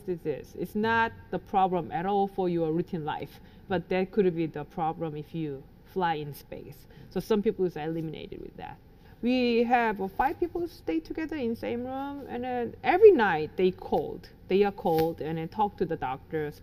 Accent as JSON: {"language": "English", "country": "South Korea", "tie": "born or raised there", "said": "I grew up in Korea"}